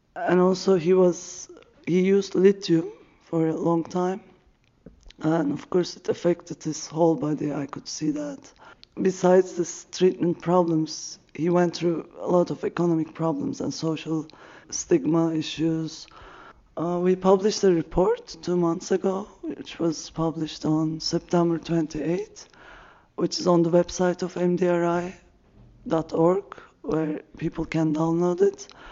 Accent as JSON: {"language": "English", "region": "Istanbul", "country": "Turkey", "said": "I'm from Turkey, Istanbul"}